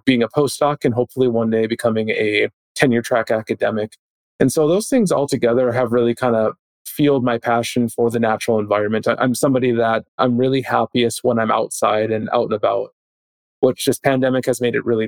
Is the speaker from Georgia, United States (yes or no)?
no; Minneapolis, Minnesota, United States; moved away as an adult; now in Columbus, Ohio, United States; growing up in Minneapolis